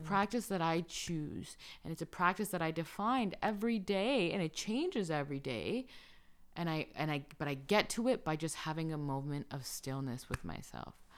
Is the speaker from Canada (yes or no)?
no; Colombia; moved away; I'm from Colombia